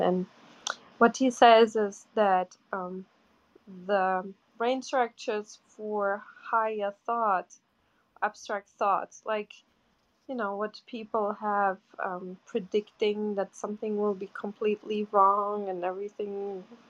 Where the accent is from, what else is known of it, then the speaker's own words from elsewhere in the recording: Portugal; moved away; I'm from Portugal